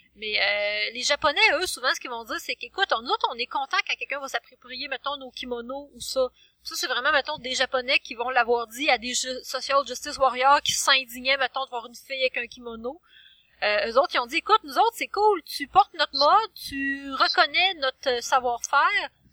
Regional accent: Quebec, Canada; nous, en tant que Québécois

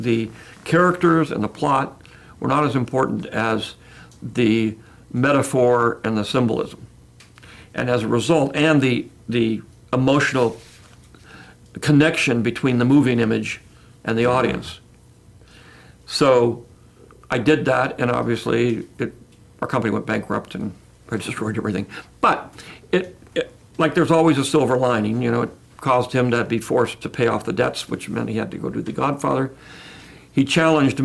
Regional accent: San Francisco, California, United States; I grew up in San Francisco, Bay Area

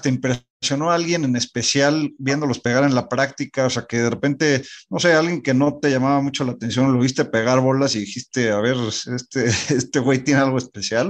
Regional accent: Mexico; no estamos acostumbrados como mexicanos

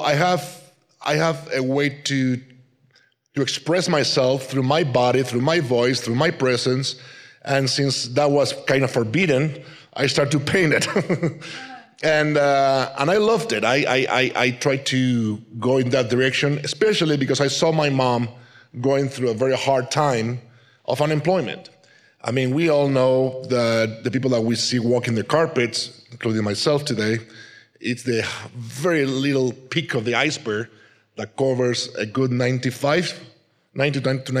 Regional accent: Madrid, Community of Madrid, Spain; English is a second language; also born or lived in Canary Islands, Spain; 3 years after, we moved to Madrid, and I was raised in Madrid. So I kind of consider myself a madrileño, a person from Madrid, because that's where I was grown

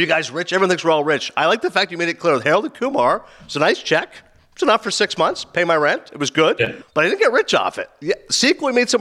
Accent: Toronto, Ontario, Canada; I'm from Toronto

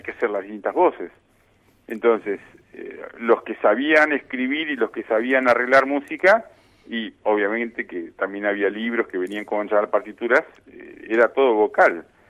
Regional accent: Gaiman, Chubut, Argentina; also born or lived in Buenos Aires / Wales; soy argentino

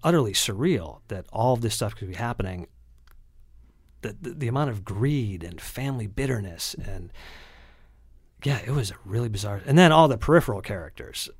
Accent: Lakewood, Ohio, United States; I say that I grew up in Cleveland, but I actually grew up in Lakewood, Ohio, which is just, it's on the west side of Cleveland.

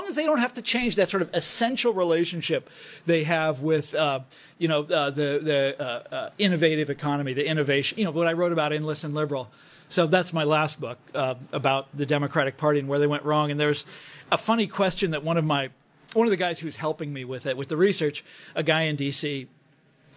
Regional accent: Kansas, United States; I'm from Kansas

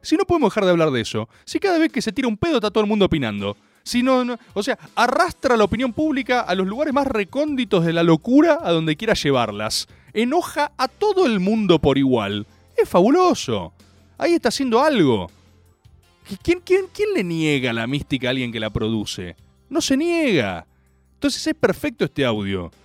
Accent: Argentina; nuestra República Argentina

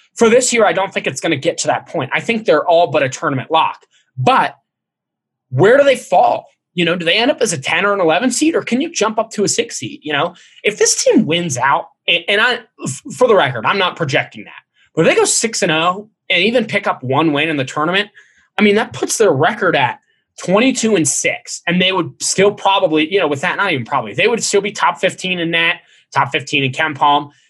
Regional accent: Cincinnati, Ohio, United States; growing up in Cincinnati

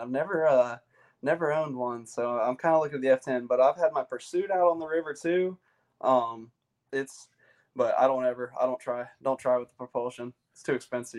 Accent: Chapin, South Carolina, United States; I am from the central region of South Carolina, little town called Chapin uh, is where I grew up

